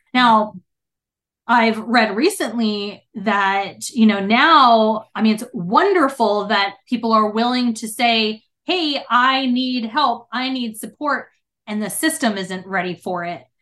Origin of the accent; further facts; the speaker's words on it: New Jersey, United States; now in Texas, United States; I'm originally from New Jersey